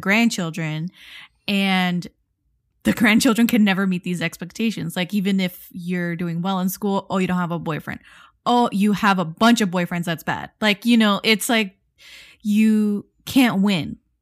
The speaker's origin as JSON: {"language": "English", "town": "Miami", "region": "Florida", "country": "United States", "tie": "born or raised there", "said": "we come from Miami, we come from the South Florida"}